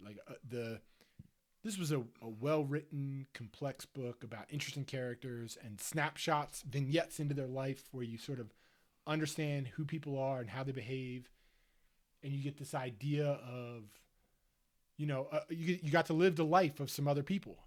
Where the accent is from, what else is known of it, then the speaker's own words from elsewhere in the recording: Delaware County, Pennsylvania, United States; I'm from Delaware County